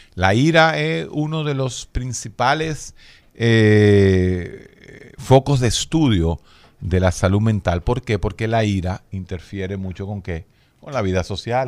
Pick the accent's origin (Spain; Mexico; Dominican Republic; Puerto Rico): Dominican Republic; uno como dominicano, latino